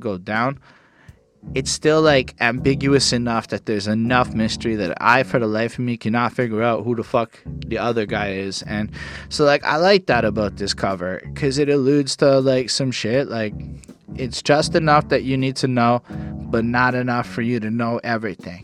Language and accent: English; Montreal, Quebec, Canada; I was born in Montreal